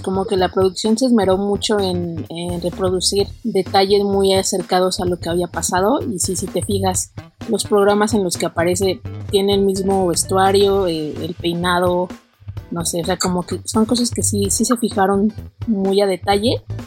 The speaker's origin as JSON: {"language": "Spanish", "country": "Mexico", "said": "nos unió como mexicanos"}